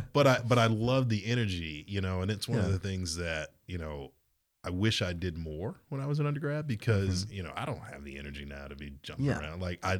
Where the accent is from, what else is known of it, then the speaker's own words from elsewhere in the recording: Georgia, United States; it's okay, literally right outside of Savannah.